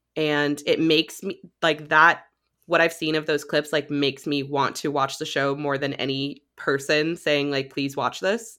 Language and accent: English; Gainesville, Florida, United States; moved away; my hometown of Gainesville